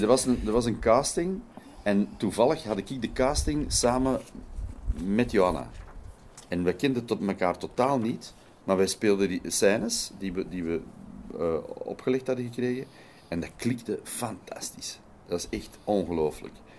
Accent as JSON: {"language": "Dutch", "country": "Belgium", "also_born_or_lived": "Netherlands Antilles", "said": "ik als Belg"}